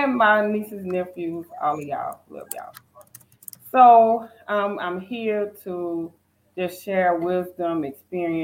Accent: Natchitoches, Louisiana, United States; moved away as an adult; now in Douglasville, United States; I was born in Natchitoches, Louisiana, which is the oldest settlement in the Louisiana Purchase history. And then I relocated 4 years ago to Georgia, where I now reside in Douglasville

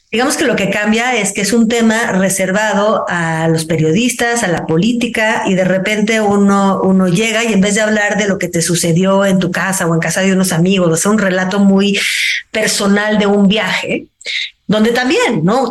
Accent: Mexico; una mexicana que pues también está fuera de su cotidiano

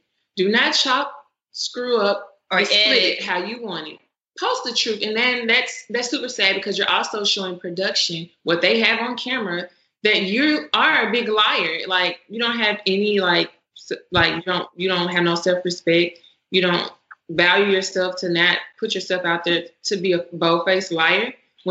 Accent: the South, United States; being respectful. I'm from the South. I'm trying to have Southern hospitality.

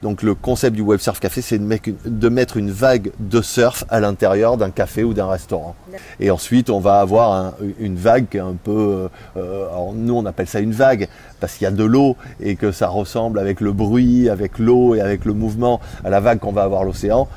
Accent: Bordeaux, Nouvelle-Aquitaine, France; on est de Bordeaux

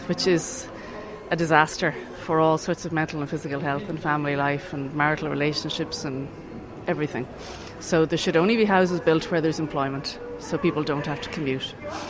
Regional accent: County Meath, Ireland; because I'm from East Meath

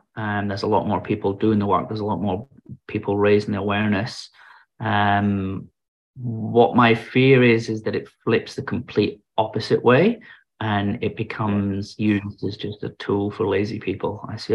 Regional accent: Germany; born there; So I was born in Germany because my dad was in the British Forces.

